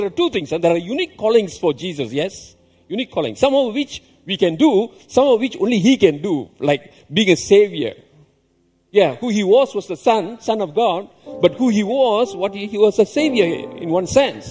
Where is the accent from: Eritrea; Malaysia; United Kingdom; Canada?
Malaysia; I grew up in a rubber estate.